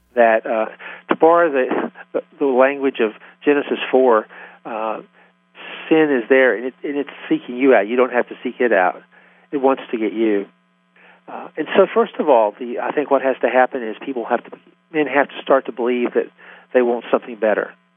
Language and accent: English; Tennessee, United States; accent: Southern; moved away as an adult; now in Philadelphia, United States; if you can't tell it by now from my accent, I'm from the South. Even though I live, I've lived in Philadelphia for 35 years, I'm from Tennessee